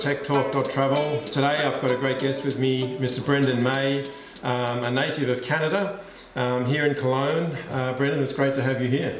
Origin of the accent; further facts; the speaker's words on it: Australia; now in Germany; being Australian, I cherish this weather.